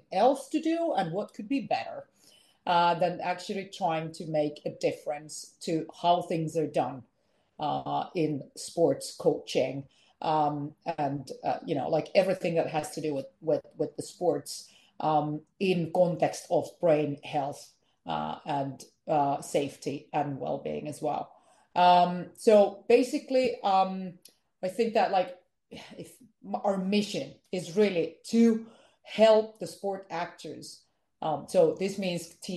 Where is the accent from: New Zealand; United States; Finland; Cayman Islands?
Finland; English is a second language; I am from Finland.